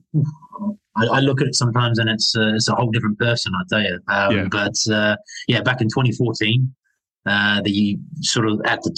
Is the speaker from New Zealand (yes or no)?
yes; New Zealand; moved away; growing up in New Zealand